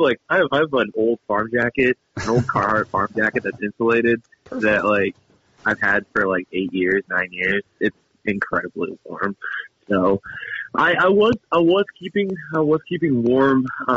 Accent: Iowa, United States; Yeah, I'm from the eastern part of the state.

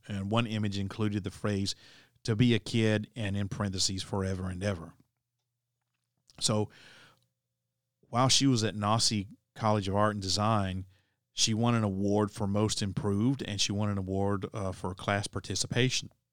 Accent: Tennessee, United States; my home state of Tennessee

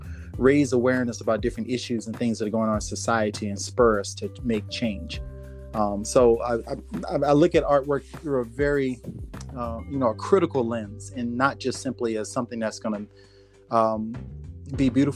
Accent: New Orleans, Louisiana, United States; growing up in the South and down in New Orleans, Louisiana, and growing up as a Black man in the South

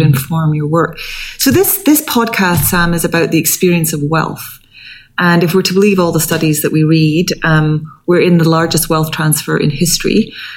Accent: Scotland, United Kingdom; moved away; I come from Scotland. My family are all in Scotland

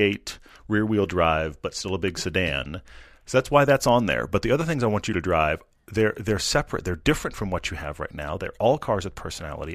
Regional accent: Kingsville, Texas, United States; I was born in Kingsville, right next to the King Ranch

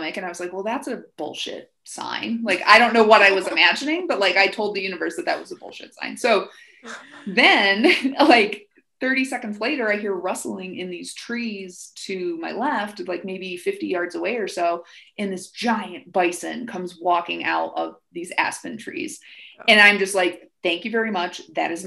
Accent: Lake Michigan, Midwest, United States; moved away; I grew up right on Lake Michigan

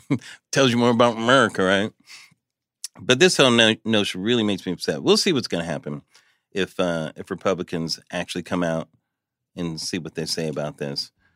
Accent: Pomona, California, United States; I grew up in Pomona, California here, but my parents are from Chicago

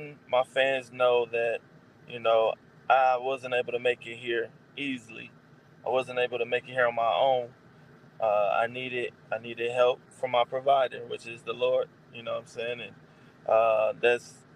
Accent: Milwaukee, Wisconsin, United States; now in Arizona, United States; I live in Arizona now, but I'm originally from Milwaukee

